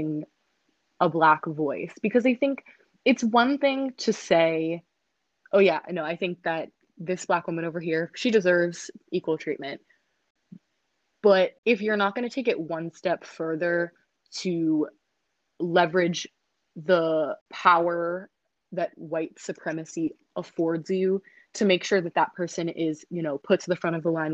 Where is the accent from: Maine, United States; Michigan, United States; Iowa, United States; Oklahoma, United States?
Maine, United States; moved away as an adult; I grew up in Maine, very, very white place